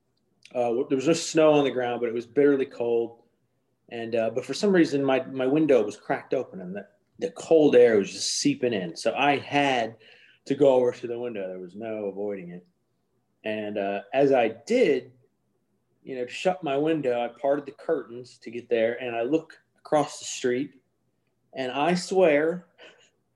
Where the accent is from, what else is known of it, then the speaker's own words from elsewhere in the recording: Midwest, United States; I grew up in the Midwest